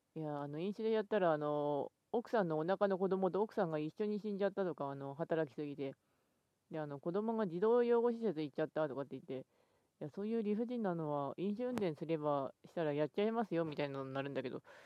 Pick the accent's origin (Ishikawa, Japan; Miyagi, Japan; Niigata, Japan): Ishikawa, Japan; 私は石川県出身ですが